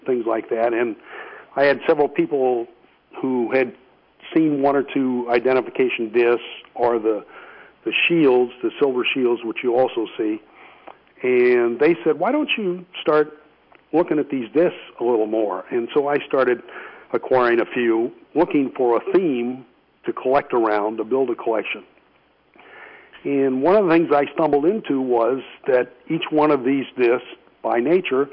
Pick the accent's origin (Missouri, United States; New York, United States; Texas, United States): Missouri, United States; St. Louis; moved away as an adult; now in Virginia, United States; where I was born in St. Louis